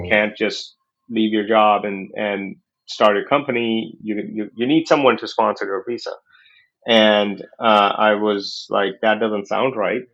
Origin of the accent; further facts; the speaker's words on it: New Delhi, Delhi, India; moved away as an adult; also born or lived in Silicon Valley; I was born in New Delhi, India, in a lower middle income business family. Uh, started working with my dad when I was young